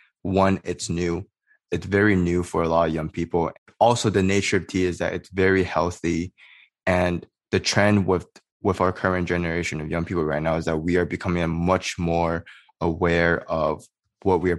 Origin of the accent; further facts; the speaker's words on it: Canada; Growing up in Canada as a Chinese Canadian